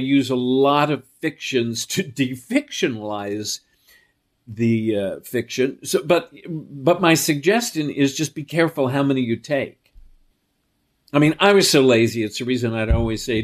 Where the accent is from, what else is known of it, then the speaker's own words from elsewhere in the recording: New York City, New York, United States; I was raised on the Upper East Side of New York